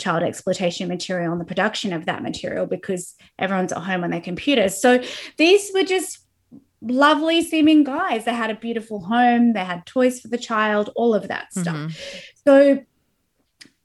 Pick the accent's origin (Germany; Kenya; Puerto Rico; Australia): Australia; I'm Australian